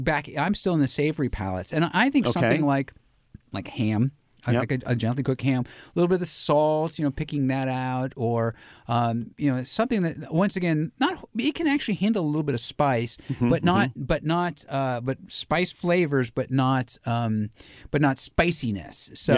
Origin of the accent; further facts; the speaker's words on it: United States; I'm an American.